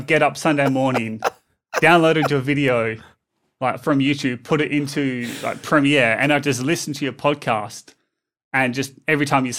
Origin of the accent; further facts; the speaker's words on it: Australia; accent: Australian; used to live in Melbourne for a few months. Okay. And people in Melbourne thought I was British because my Aussie accent is so soft.